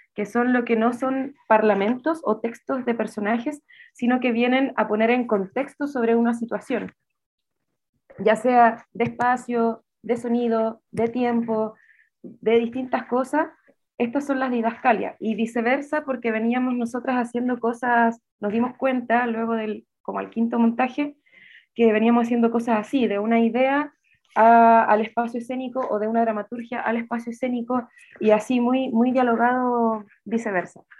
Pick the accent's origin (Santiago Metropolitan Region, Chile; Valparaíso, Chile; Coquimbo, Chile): Coquimbo, Chile; La Serena; soy de La Serena